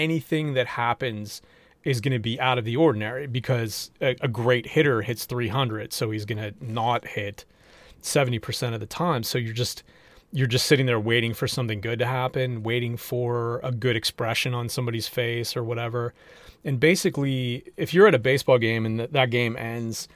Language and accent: English; Pittsburgh, Pennsylvania, United States; moved away; I grew up in Pittsburgh, so I'm a Penguins fan from way back